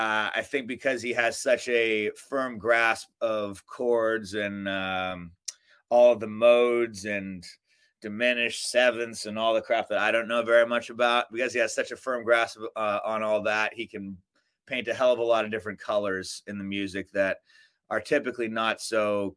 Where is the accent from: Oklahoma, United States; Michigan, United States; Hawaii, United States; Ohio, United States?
Hawaii, United States; also born or lived in Alaska; I was born in Alaska. I lived in Hawaii till I was like 7, and yeah, mom moved around a lot and got married a few times, and then she finally stuck with the Australian one.